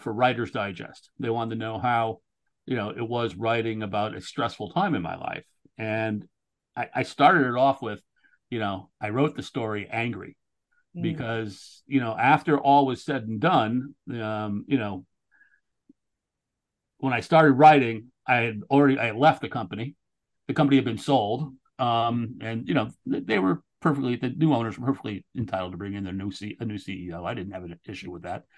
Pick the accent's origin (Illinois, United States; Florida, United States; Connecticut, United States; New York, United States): Connecticut, United States; New Haven; I grew up in Connecticut, right on, on New Haven